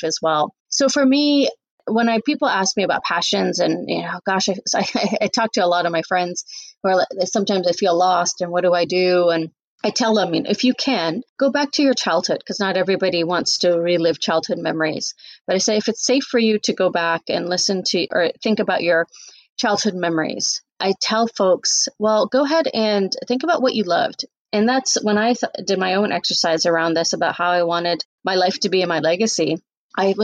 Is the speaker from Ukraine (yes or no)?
no; Canada; also born or lived in Fiji; now in United States; I moved to Canada when I was 1.5